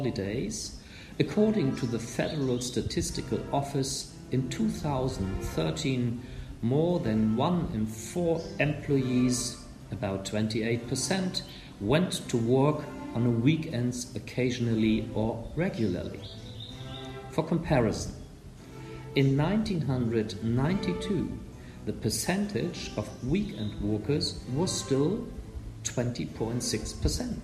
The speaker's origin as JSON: {"language": "English", "country": "Germany", "moved": "as an adult", "lives_now": "Vietnam", "said": "I come from Germany. There I worked as a journalist for many years. I have been living in Vietnam for almost 20 years now"}